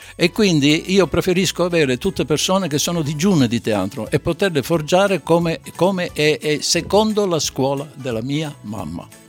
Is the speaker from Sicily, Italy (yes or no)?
yes; Sicily, Italy; now in Veneto, Italy; non sono veneto, sono siciliano, ma sono veneto di adozione